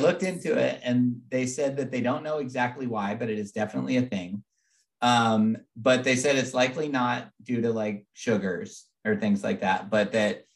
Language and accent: English; West Coast, United States; moved away; growing up on the West Coast.